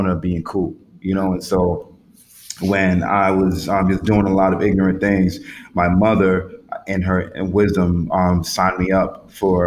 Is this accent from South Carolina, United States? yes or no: no; Atlanta, Georgia, United States; I grew up in Atlanta